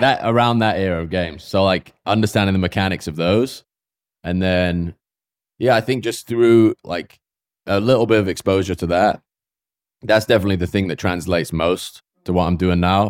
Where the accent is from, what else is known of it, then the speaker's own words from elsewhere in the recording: Swindon, South West England, United Kingdom; moved away as an adult; also born or lived in New York; now in United States; I grew up in, like, s, a small town outside of, I guess it would be called a village, outside of Swindon with ten thousand people